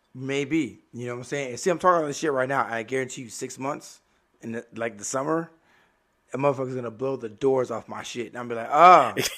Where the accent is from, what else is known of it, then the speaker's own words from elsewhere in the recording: Miami, Florida, United States; moved away; born and raised in Miami